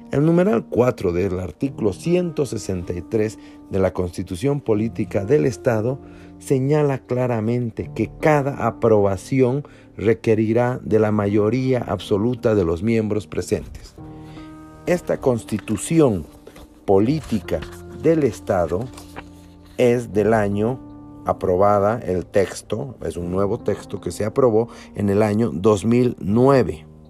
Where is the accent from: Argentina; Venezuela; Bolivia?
Bolivia; como bolivianos